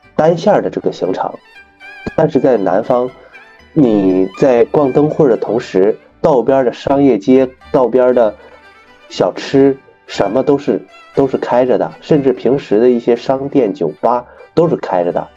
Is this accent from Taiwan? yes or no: no; Northeast China, China; moved away as an adult; also born or lived in Xinjiang / Guangdong / Nanjing; 我是东北人，一直在东北从小长大